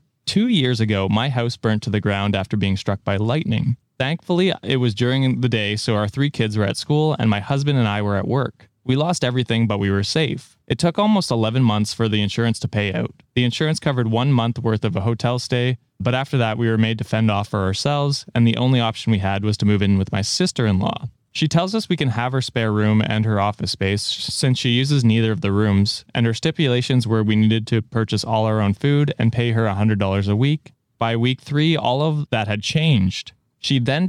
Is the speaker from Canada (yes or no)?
yes; Canada; as a Canadian